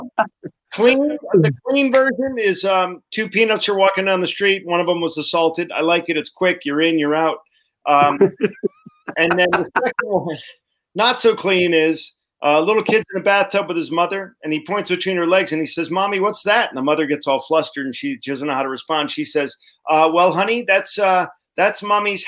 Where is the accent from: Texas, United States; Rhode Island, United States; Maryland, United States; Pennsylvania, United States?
Rhode Island, United States; I'm from Rhode Island